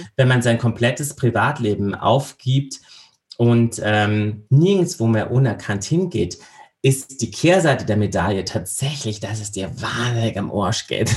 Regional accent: Landau, Rhineland-Palatinate, Germany; now in Austria; Ich bin in Landau in der Pfalz geboren

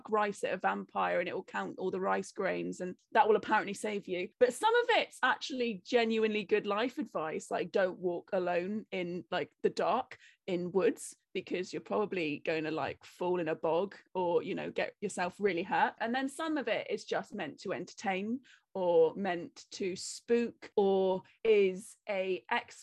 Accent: Cornwall, South West England, United Kingdom; also born or lived in Wales; I'm Cornish

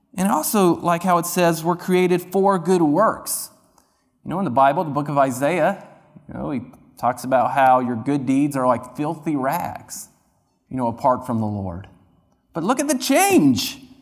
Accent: near Duke University, North Carolina, United States; moved away; I grew up near Duke University

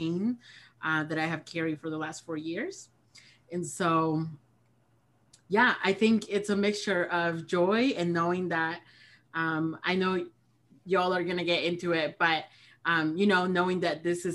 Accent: Peru; also born or lived in Great Lakes area, United States; now in United States; I am originally from Peru, and I have been undocumented for the last 19 years

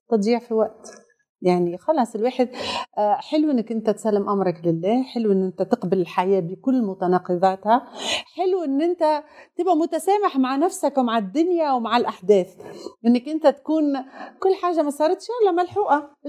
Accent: Tunisia; يعني بلادي تونس وبلادي السعوديه وبلادي المغرب وبلادي قطر مشاركين في في كاس العالم

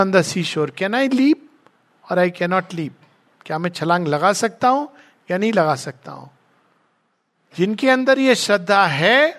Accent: India; हम भारत में जन्मे

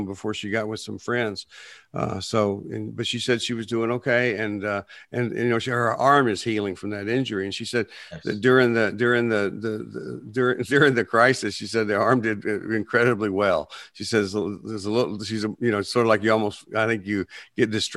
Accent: Plainview, Texas, United States; now in Nashville, United States; I grew up in Plainview, Texas, which is up between Lubbock and Amarillo in the panhandle

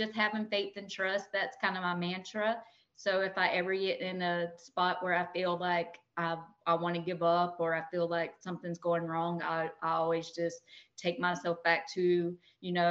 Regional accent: Tifton, Georgia, United States; moved away as an adult; now in Tallahassee, United States; I'm from South Georgia, I'm from Tifton, Georgia

